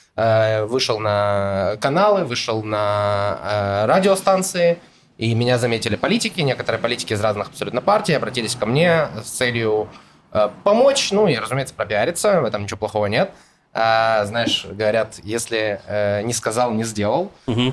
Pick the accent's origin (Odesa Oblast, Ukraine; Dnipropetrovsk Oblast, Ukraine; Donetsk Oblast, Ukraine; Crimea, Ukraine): Donetsk Oblast, Ukraine; Donetsk; moved away as an adult; now in Israel; я родился в Украине, в городе Донецк, приехал сюда, э, в Израиль, в 2015 году